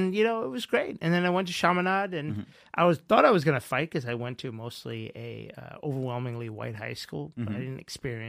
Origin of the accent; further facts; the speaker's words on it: Bayside, New York, United States; Bayside was a tough place for you know, someone of my complexion. You know, it wasn't easy growing up.